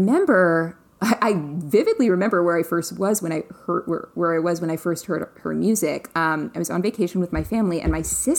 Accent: Florida, United States; I grew up in Florida

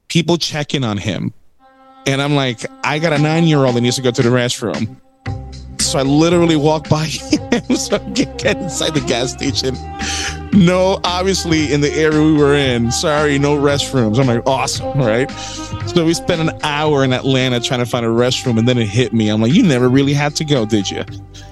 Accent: Puerto Rico; I grew up Catholic in Puerto Rico

